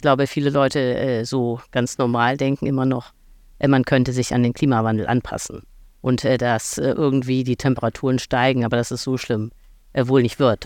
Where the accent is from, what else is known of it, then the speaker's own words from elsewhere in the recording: Hamburg, Germany; ich äh, komme aus Hamburg, aus einem Vorort namens Langhorn